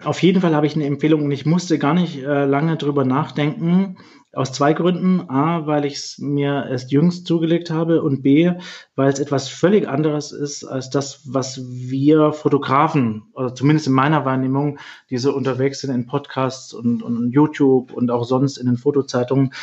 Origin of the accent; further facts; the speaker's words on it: Swabia, Germany; moved away as an adult; now in Hamburg, Germany; dass ich äh, Süddeutscher bin, aus dem Schwäbischen komme